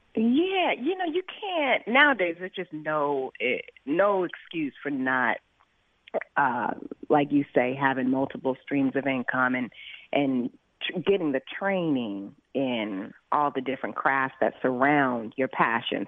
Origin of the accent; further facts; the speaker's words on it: Los Angeles, California, United States; I grew up in South